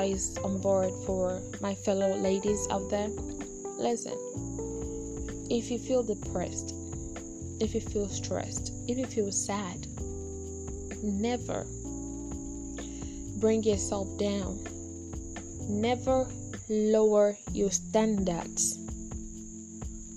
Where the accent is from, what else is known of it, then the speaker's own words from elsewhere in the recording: Ghana; I'm just a Ghanaian from Ghana